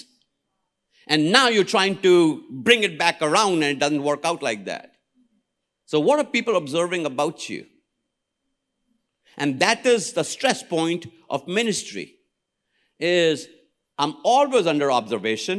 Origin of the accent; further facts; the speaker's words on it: India; I am an Indian.